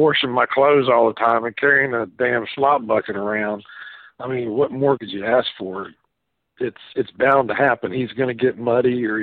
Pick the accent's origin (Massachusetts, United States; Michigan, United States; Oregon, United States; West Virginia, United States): West Virginia, United States; I'm just from West Virginia and sort of a redneck hillbilly